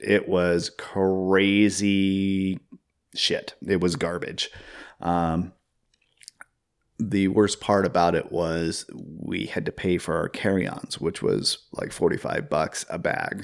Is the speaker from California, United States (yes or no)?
no; Seattle, Washington, United States; growing up in the Seattle area in the early two thousands